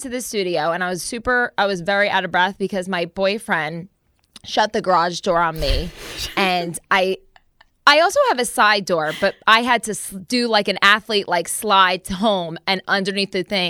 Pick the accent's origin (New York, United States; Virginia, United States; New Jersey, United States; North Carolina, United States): New Jersey, United States; I'm from Jersey.